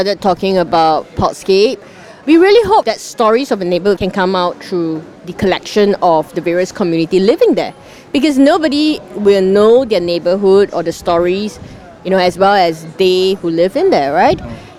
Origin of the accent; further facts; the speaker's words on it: West Region, Singapore; I grew up in the West, but I went to the East.